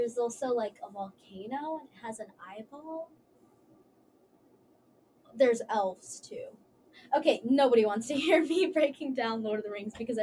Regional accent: Dallas, Texas, United States; moved away; I'm from Dallas, Texas

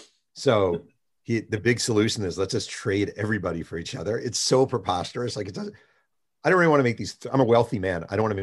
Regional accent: New York, United States; I was from New York.

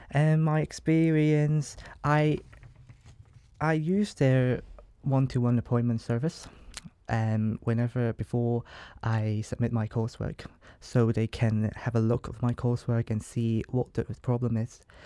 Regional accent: Hong Kong; moved away as an adult; as you can tell by my accent, I'm not from here, and I'm from Hong Kong, an international student from Hong Kong

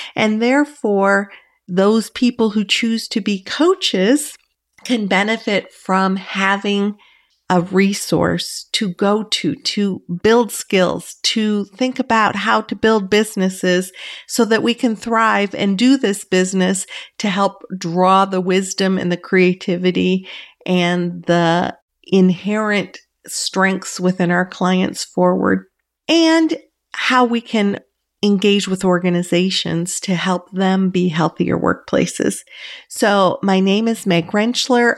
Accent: Michigan, United States; we were both born and raised in Michigan

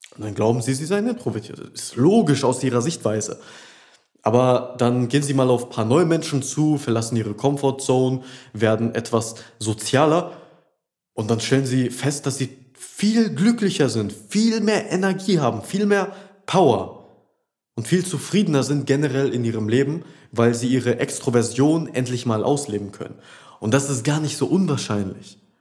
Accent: Rheda-Wiedenbrück, North Rhine-Westphalia, Germany; also born or lived in Düsseldorf; sind wir jetzt von Düsseldorf hierhin in meine Heimatstadt Reda Wiedenbrück zurückgezogen

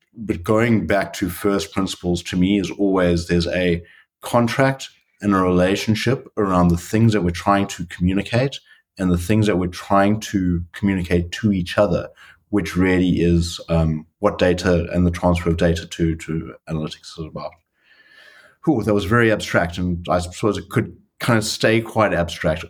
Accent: South Africa; moved away as an adult; now in Netherlands; I'm a South African. I've been in the Netherlands and with Booking.com for the last uh, three years

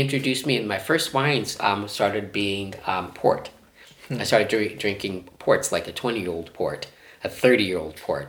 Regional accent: San Juan, Puerto Rico; moved away; also born or lived in Groton, Connecticut / Sturgeon Bay, Wisconsin; First off, I grew up in Puerto Rico, and Puerto Rico is a wine-drinking culture

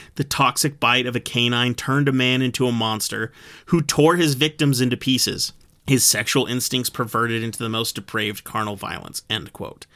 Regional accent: United States; as an American

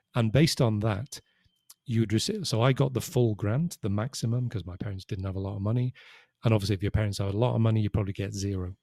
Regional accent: Liverpool, North West England, United Kingdom; moved away as an adult; now in Spain; I'm from Liverpool

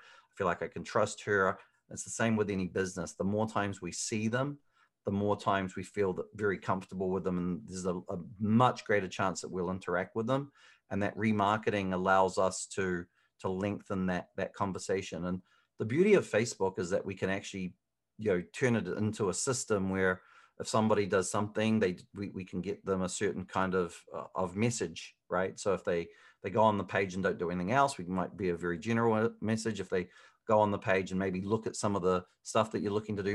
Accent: Hamilton, Waikato, New Zealand; moved away as an adult; also born or lived in Auckland, New Zealand; now in Phoenix, United States; originally, I'm from Hamilton, New Zealand.

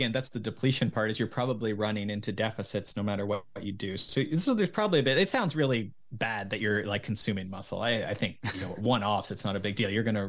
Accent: Mansfield, Ontario, Canada; now in Collingwood, Canada; I grew up in Mansfield. So just south of there.

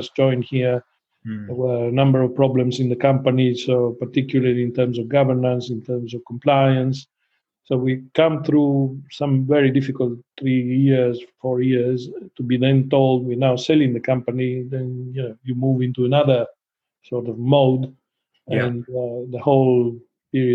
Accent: Trieste, Friuli-Venezia Giulia, Italy; moved away; also born or lived in Guernsey; I was born in Trieste

